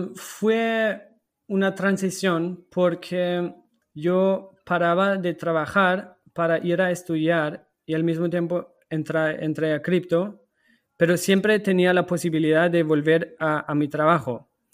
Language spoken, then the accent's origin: Spanish; Germany; Spanish is a second language; now in Portugal; yo soy alemán